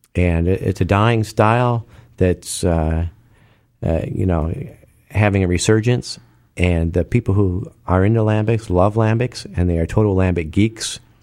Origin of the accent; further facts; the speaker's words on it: United States; as an American